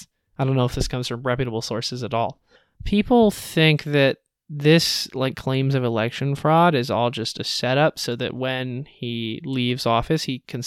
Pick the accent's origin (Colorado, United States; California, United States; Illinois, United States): California, United States; Los Angeles; I was like 9. I moved up from Southern California, Los Angeles, to Northern California.